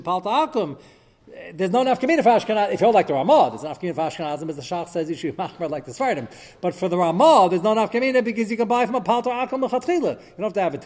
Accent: United States; I'm American

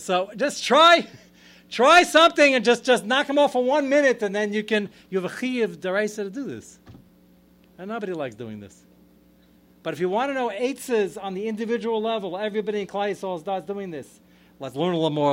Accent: United States; I'm more American than anybody sitting here. I'm fifth generation American

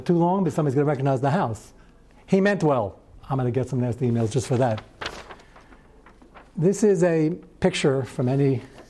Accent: Arkansas, United States; I'm from Arkansas, and everybody has those.

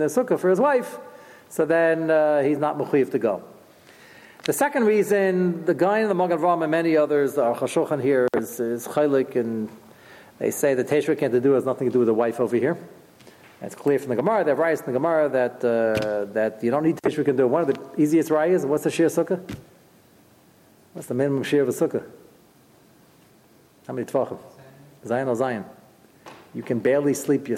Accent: New York City, New York, United States; moved away; I'm originally from Brooklyn

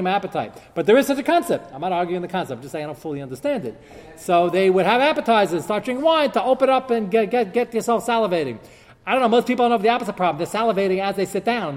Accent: United States; As an American

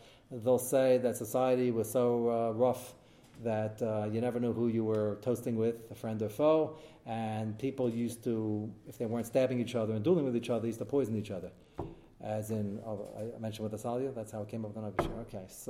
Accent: United States; hey, I'm American

